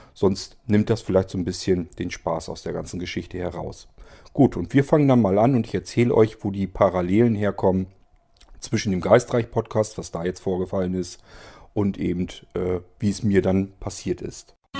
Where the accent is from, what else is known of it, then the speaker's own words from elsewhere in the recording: Barenburg, Lower Saxony, Germany; dort, wo ich aufgewachsen bin